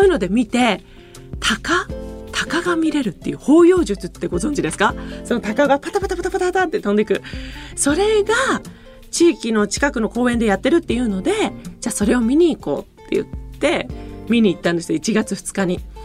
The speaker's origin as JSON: {"language": "Japanese", "region": "Niigata", "country": "Japan", "tie": "born or raised there", "moved": "yes", "lives_now": "Tokyo, Japan", "said": "私の地元新潟"}